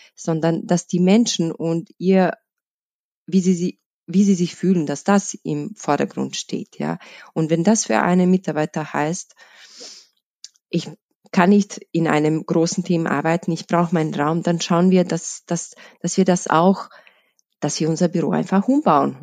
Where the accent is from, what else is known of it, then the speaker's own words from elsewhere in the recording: Bosnia & Herzegovina; moved away as an adult; now in Vienna, Austria; ich, ich komme aus, aus Bosnien, bin in Wien seit 2008, ähm, dort, also in Bosnien, in einem kleinen Stadt. Im, im Herzen Bosniens